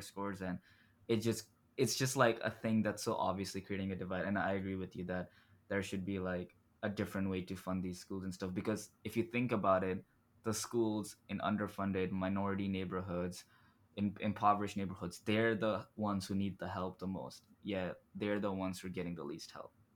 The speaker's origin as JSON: {"language": "English", "region": "Dubai", "country": "United Arab Emirates", "tie": "born or raised there", "moved": "yes", "said": "I was born and raised in Dubai"}